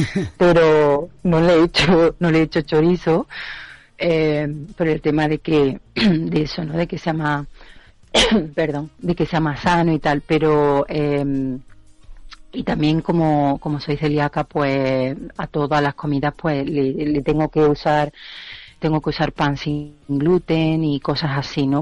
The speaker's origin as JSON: {"language": "Spanish", "town": "Córdoba", "region": "Andalusia", "country": "Spain", "moved": "as an adult", "lives_now": "Edinburgh, United Kingdom", "said": "yo creo que soy la única cordobesa en Edimburgo"}